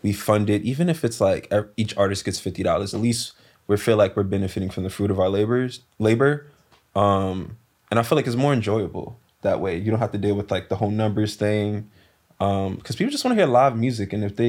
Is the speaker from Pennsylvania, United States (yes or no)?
no; New York, United States; Okay, I live in that section now. {S1} Yeah, yeah. {S0} I'm from East though, like Soundview section.